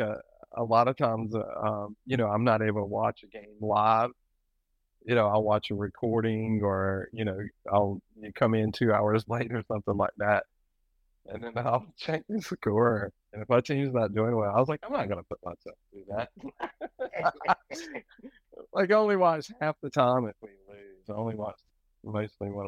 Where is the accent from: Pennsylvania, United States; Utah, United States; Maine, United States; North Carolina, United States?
North Carolina, United States; we grew up in North Carolina